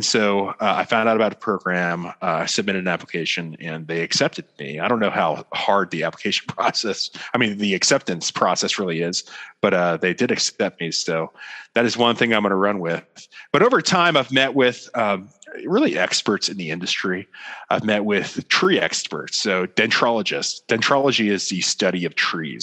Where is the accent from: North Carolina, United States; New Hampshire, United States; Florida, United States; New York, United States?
Florida, United States; moved away as an adult; also born or lived in Washington, D.C.; now in Dallas, United States; I'm from Florida. So I was born and raised in the great state of Florida